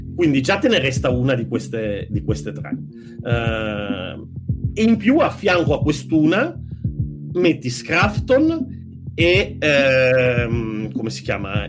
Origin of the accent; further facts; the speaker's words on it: Turin, Piedmont, Italy; da torinese e da amante delle storie, perché io sono nato a Torino